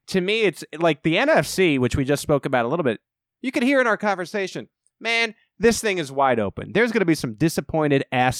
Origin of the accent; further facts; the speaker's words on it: Long Island, New York, United States; I was born in New York. I'm from Long Island.